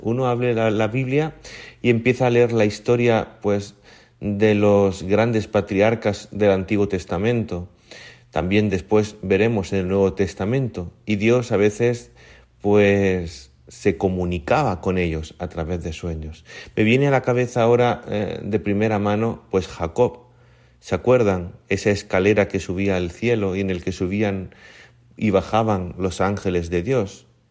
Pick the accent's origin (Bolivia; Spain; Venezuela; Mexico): Spain; Murcia, Region of Murcia; moved away as an adult; now in Honduras; yo, que soy de Murcia